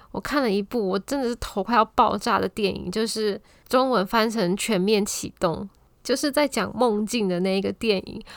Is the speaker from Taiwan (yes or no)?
yes; Taiwan; 再加上我一个台湾人